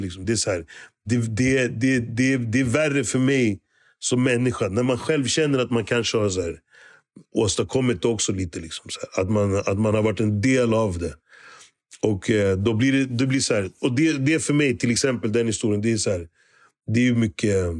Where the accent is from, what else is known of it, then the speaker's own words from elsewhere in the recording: Stockholm, Stockholm County, Sweden; also born or lived in Kenya; min uppväxt i Hässelby